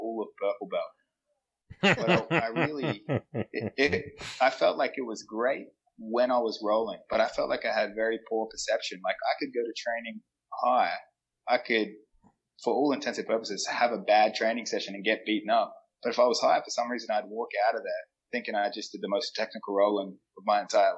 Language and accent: English; Adelaide, South Australia, Australia; now in New York, United States; I'm from Adelaide